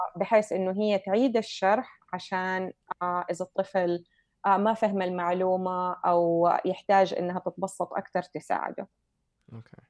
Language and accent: Arabic; Saudi Arabia; now in United States; عندنا في السعوديه